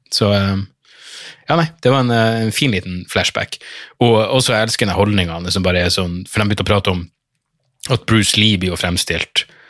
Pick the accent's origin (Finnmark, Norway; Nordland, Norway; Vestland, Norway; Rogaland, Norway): Nordland, Norway; Narvik; moved away; jeg var hjemme i Narvik på sommerferie